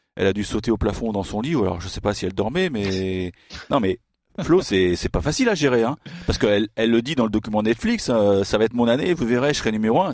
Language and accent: French; France; I'm, French.